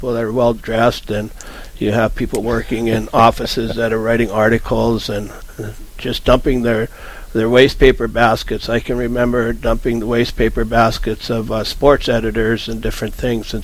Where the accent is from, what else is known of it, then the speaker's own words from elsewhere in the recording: Grafton, North Dakota, United States; I was born and raised in Grafton, grew up in the family print shop, went away for a little bit, came back